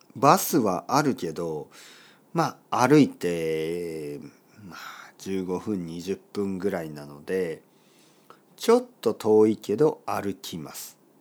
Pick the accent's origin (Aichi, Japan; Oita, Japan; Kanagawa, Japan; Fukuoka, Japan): Oita, Japan; Kyushu; now in Tokyo, Japan; 僕の出身は、えー、九州の大分県です。